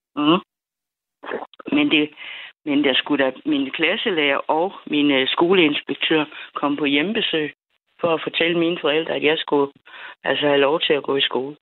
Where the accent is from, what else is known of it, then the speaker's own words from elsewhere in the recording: Funen, Southern Denmark, Denmark; also born or lived in Jutland / United States; jeg er født i Jylland, og så da jeg var 11, så øh, blev jeg, som jeg sagde dengang, deporteret til Fyn